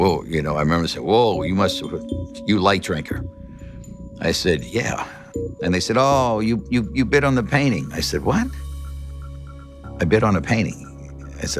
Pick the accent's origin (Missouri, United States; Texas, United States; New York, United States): New York, United States; Long Island; I grew up blue collar on Long Island